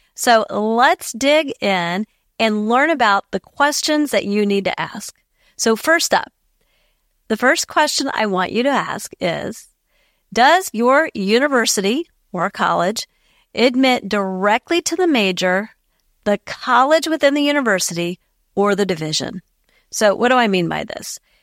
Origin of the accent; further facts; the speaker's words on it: Ohio, United States; my home state of Ohio